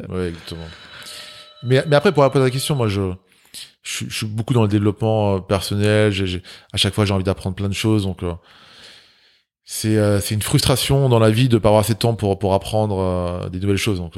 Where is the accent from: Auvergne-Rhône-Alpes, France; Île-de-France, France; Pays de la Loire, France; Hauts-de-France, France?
Île-de-France, France; Grigny; J'ai grandi à Grigny. C'est, euh, on, a, on a eu la palme de la ville la plus pauvre de France.